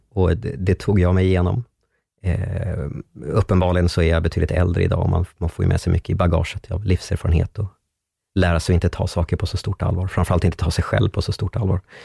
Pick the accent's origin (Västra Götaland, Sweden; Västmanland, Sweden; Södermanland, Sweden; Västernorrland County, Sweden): Södermanland, Sweden; Strängnäs; moved away; bodde hemma i Strängnäs fortfarande